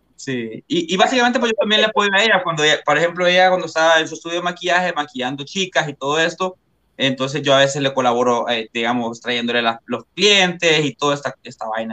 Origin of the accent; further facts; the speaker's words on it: Comayagua, Honduras; yo soy de Comayagua, soy de Comayagua, Honduras